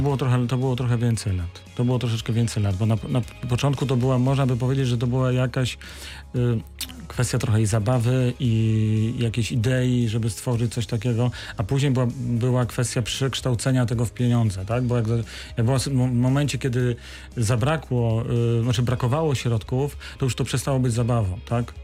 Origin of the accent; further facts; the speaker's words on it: Wrocław, Lower Silesian Voivodeship, Poland; jestem wrocławianinem, z której kości tu się urodziłem